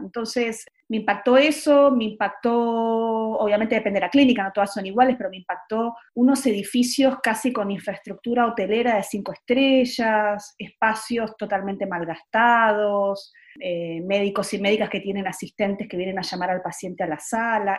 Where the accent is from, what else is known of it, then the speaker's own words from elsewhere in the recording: Argentina; moved away as an adult; also born or lived in Buenos Aires; now in Santiago, Chile; cómo somos los argentinos, argentinas